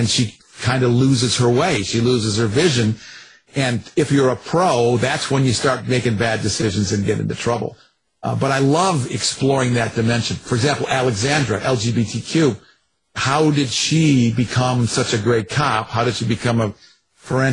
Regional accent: Ann Arbor, Michigan, United States; I grew up in Ann Arbor, Michigan

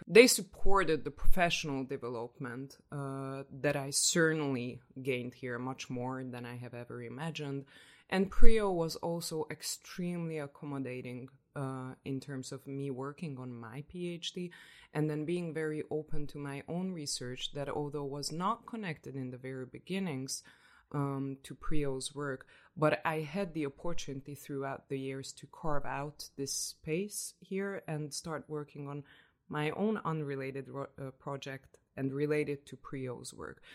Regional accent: Budapest, Hungary; moved away as an adult; now in Oslo, Norway; I am from Hungary, Budapest, Hungary

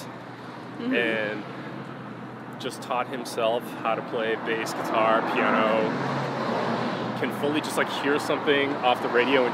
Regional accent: Boston, Massachusetts, United States; moved away as an adult; also born or lived in East Coast; now in Los Angeles, United States; I was born in Boston, Beth Israel Hospital, and I spent my adolescent life on the East Coast, and then I came out to Los Angeles for college

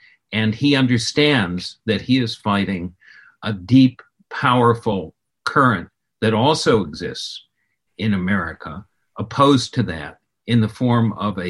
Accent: Chicago, Illinois, United States; I grew up in Illinois, in Chicago, where Lincoln was a household god when I was a child.

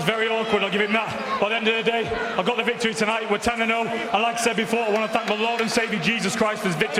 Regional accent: Manchester, North West England, United Kingdom; also born or lived in Salford; my hometown Manchester.

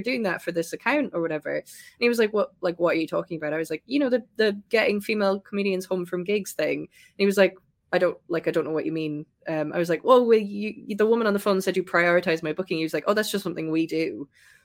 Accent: West Cork, Munster, Ireland; moved away as an adult; now in United Kingdom; I'm from West Cork, which is close to Kerry

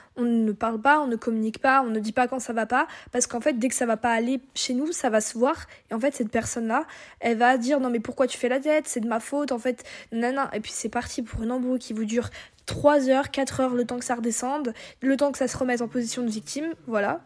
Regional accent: Brittany, France; on est bretonne

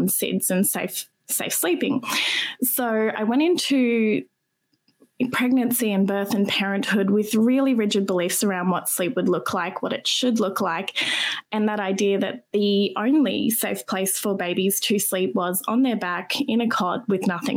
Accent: Brisbane, Queensland, Australia; Brisbane born and raised. And I live here

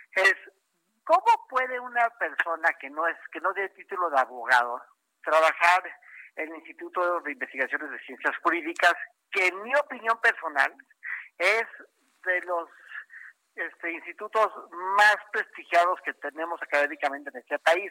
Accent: Mexico; como mexicanos

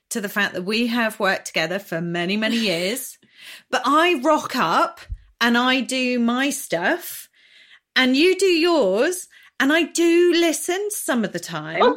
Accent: Norwich, East of England, United Kingdom; No, I'm from Norwich, so this, I wanted the local one.

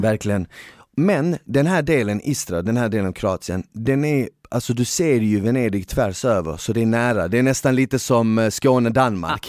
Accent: Bosnia & Herzegovina; moved away; jag är född i Bosnien

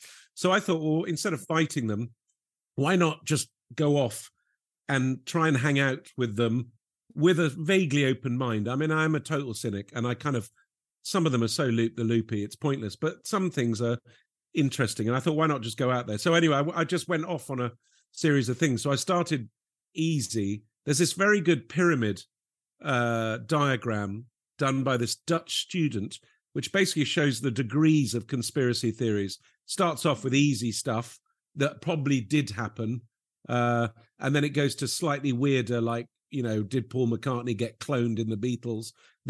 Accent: Lebanon; And I grew up in Lebanon, where comedy was not really big on the agenda, and people I used to really admire were like travel writers.

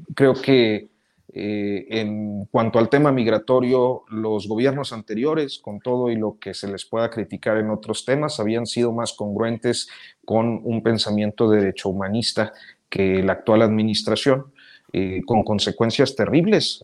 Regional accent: Mexico

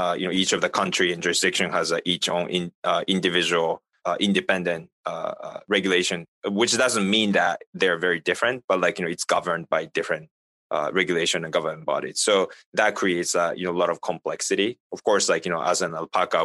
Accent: Japan; now in United States; I'm not from the United States. Like, you know, I'm originally from Japan and the working in the US

